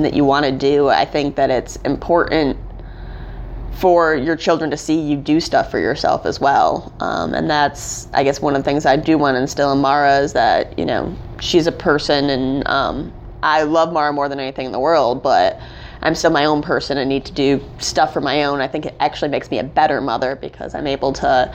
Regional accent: Holland, Michigan, United States; moved away as an adult; also born or lived in Boston; now in Greensboro, United States; I grew up in Holland, Michigan

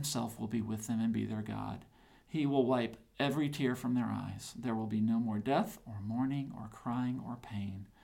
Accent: the South, United States; I'm a Southerner.

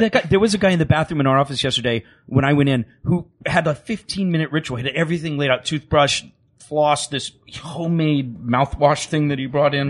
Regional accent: Virginia Beach, Virginia, United States; I grew up on Virginia Beach

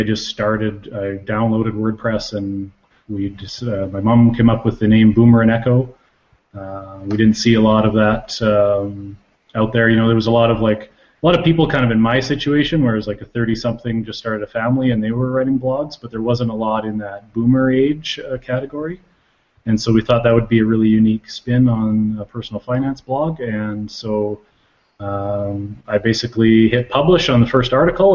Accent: Calgary, Alberta, Canada; now in Lethbridge, Canada; I live in Lethbridge, Alberta. I'm originally from Calgary. I moved down here to go to school and haven't moved away since.

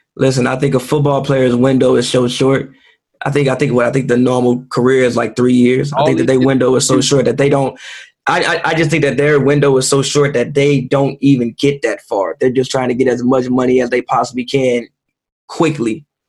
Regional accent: United States; as African Americans

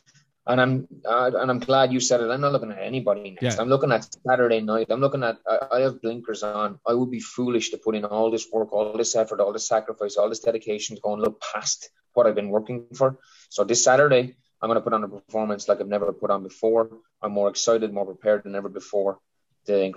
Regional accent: County Wexford, Leinster, Ireland; I'm a guy from County Wexford where there is no MMA gyms

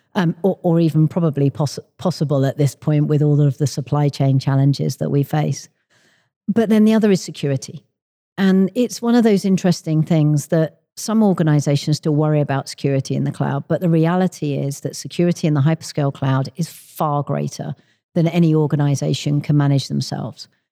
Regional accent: London, United Kingdom; moved away as an adult; now in Redmond, United States; I am originally from the U K. I grew up in London, but four years ago, I moved out to Microsoft's headquarters in Redmond, uh, in Washington State

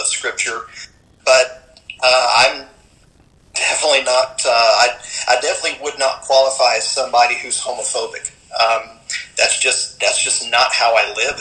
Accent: Auburndale, Florida, United States; moved away as an adult; also born or lived in Bradenton, Florida / Pasadena, California / Portland, Oregon; now in Las Cruces, United States; I'm actually a native Floridian, and that's where Jerry and I met, was in Bradenton, Florida. And I grew up in Auburndale, Florida

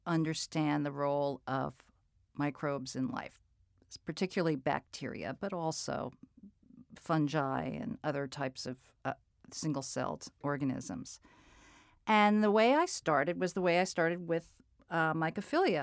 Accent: New England, United States; also born or lived in Colorado; Growing up in, in New England

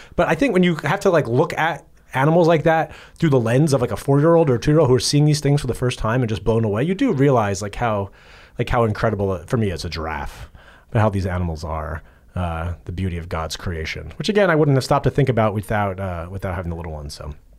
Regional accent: East Coast, United States; I am from the East Coast

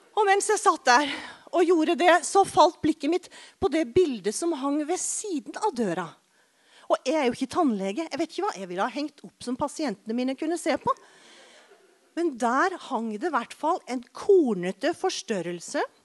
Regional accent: Arendal, Agder, Norway; tannlegen min hjemme i Arendal

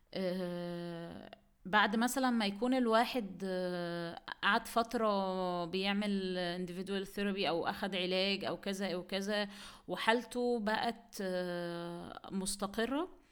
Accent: Egypt; عندنا في مصر

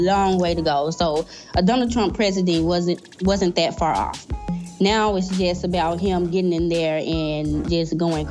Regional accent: Memphis, Tennessee, United States; We are from Memphis, Tennessee, in the States

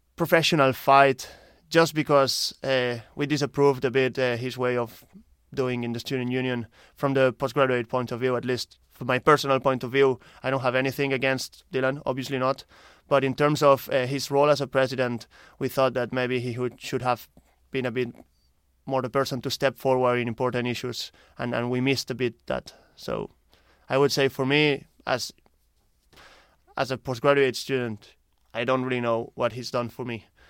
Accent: Barcelona, Catalonia, Spain; moved away as an adult; now in Ireland; I'm originally from Spain, Barcelona, and I'm here in Ireland since the last two years

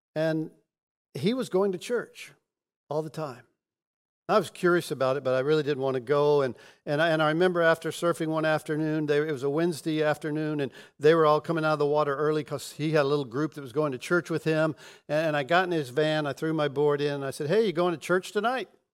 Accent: Pensacola, Florida, United States; I was born in Pensacola, and we We moved from rental house to rental house

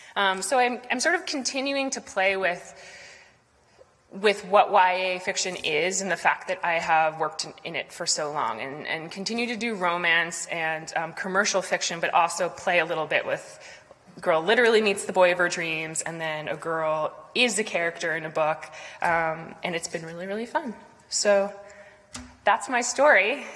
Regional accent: Boston, Massachusetts, United States; elements of Boston, of growing up here

